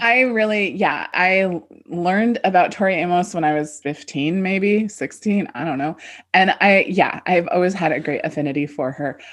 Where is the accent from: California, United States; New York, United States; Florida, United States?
California, United States; moved away; also born or lived in Midwest / East Coast; I grew up in California, but then I lived all over